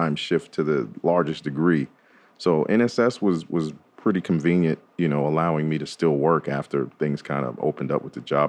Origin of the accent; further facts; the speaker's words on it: New York, United States; now in Nashville, United States; I grew up in New York, so, you know, that's a fashion heavy market up there